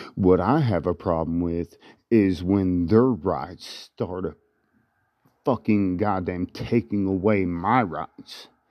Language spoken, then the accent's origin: English; United States; We are free American citizens